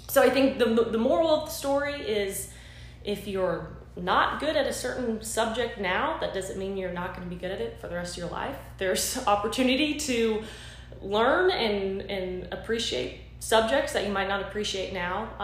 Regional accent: Florida, United States; moved away as an adult; also born or lived in Pennsylvania / Boston, Massachusetts; now in Thomasville, United States; I'm actually born and raised in Florida

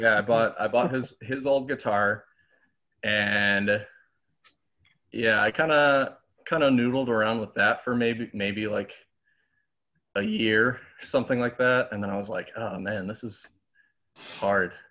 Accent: Lake Geneva, Wisconsin, United States; also born or lived in Illinois / Green Bay / Milwaukee; I'm actually I'm actually from Illinois uh, originally, but we moved we moved to Lake Geneva when I was like eight, seven or eight years old

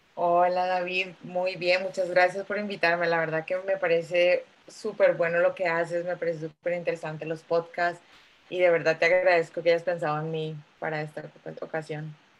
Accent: Bogotá, Colombia; moved away as an adult; also born or lived in New York / Santiago, Chile; now in United Kingdom; soy colombiana, nací en Bogotá hace muchos, muchos años

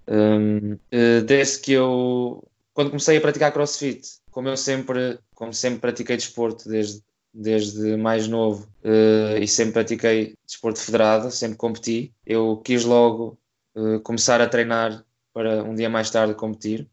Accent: Coimbra, Centro, Portugal; sou de Coimbra, neste momento tenho 25 anos

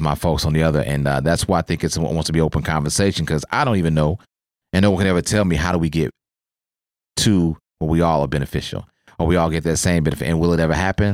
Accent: Oklahoma, United States; moved away as an adult; born and raised in Oklahoma, and then, of course, military took me around and they got me here

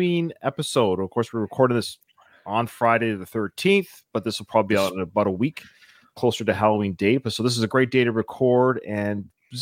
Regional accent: Pacific Northwest, British Columbia, Canada; I was born and raised in the Pacific Northwest for you Americans, like right above Seattle.

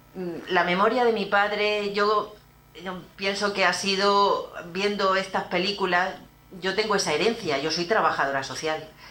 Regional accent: Torre Pacheco, Region of Murcia, Spain; moved away; nuestra iglesia de Torre Pacheco

